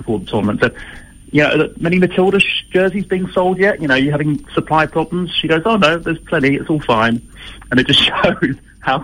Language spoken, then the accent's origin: English; England, United Kingdom; now in Sydney, Australia; It's really weird being an Englishman, Alex, in Australia right now